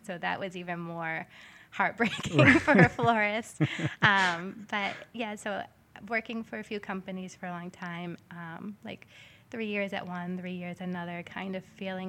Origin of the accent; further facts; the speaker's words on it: Gloucester, Massachusetts, United States; I grew up in Gloucester, in Magnolia, so right where the shop is, and it's a beautiful area. There's the ocean's right there.